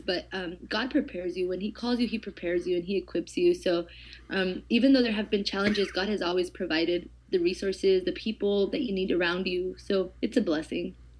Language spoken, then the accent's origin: English; Eloy, Arizona, United States; I grew up literally in the middle of nowhere, um, in Eloy, Arizona